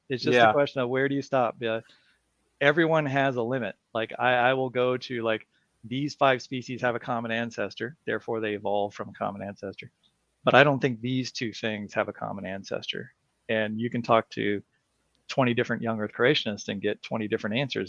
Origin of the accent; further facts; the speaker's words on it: Colorado, United States; I grew up in Colorado, and there I lived at the edge of town